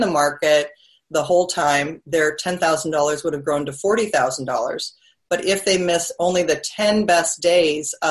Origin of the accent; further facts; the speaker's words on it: Seattle, Washington, United States; also born or lived in Mercer Island; I'm from the Seattle area where you are, and we would take a boat and we would drive around Mercer Island where I lived